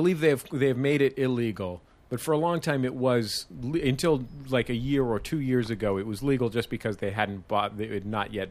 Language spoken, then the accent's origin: English; San Francisco, California, United States; Yeah, I'm from San Francisco.